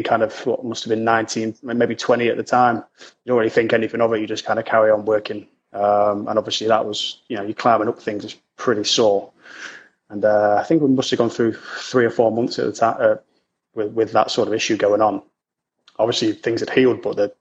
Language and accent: English; Lincoln, East Midlands, United Kingdom; But I'm originally from Lincoln, which is, for anyone who's kind of not really native, is in a city in the East Midlands, up north